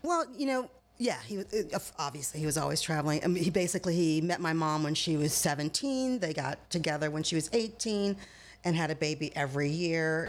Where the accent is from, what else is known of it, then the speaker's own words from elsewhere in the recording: Michigan, United States; moved away as an adult; now in California, United States; where I grew up in Michigan was a vacation spot for Al Capone because it was my hometown is 30 minutes directly across Lake Michigan from Chicago